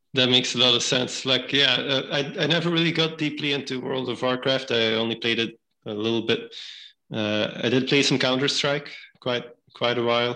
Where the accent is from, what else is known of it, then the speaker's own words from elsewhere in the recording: Belgium; moved away as an adult; now in New Haven, United States; I was born and raised in Belgium